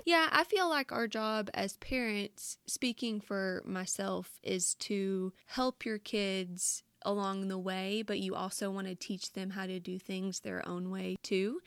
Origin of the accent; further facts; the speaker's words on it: Louisiana, United States; accent: thick; moved away as an adult; now in North Carolina, United States; my accent is so thick and so different living in Louisiana and then now in North Carolina